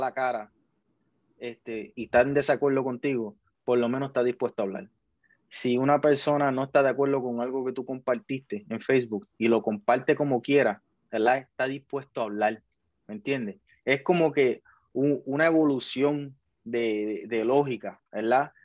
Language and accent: Spanish; Puerto Rico; Puerto Rico es un país de que se, se engaña a sí mismo pensando que somos mejores